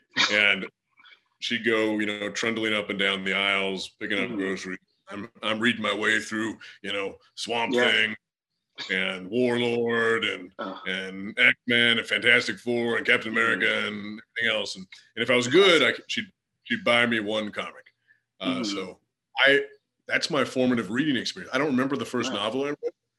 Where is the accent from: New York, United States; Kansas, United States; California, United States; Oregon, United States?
Oregon, United States; I grew up out West in Oregon.